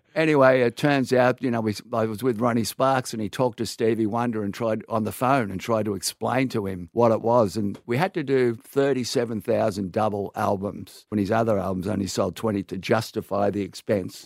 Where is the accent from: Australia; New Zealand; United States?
Australia; Sydney, New South Wales; born or raised there